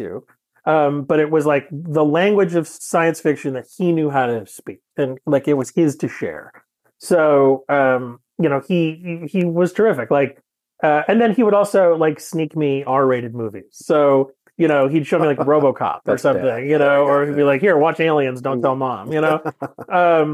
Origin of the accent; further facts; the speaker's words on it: Western Massachusetts, United States; I grew up in Western Massachusetts, in a kind of a small town, you know, just sort of rural Western Mass